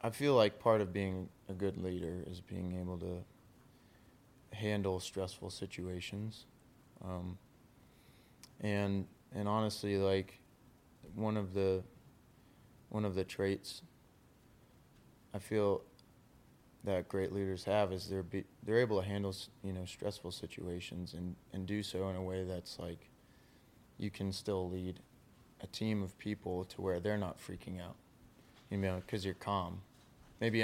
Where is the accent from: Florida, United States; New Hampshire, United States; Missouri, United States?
New Hampshire, United States; moved away as an adult; also born or lived in Maine; growing up in New Hampshire, that was the school we would